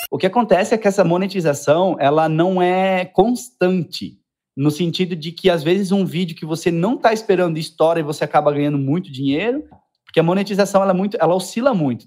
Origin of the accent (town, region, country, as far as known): Indaial, Santa Catarina, Brazil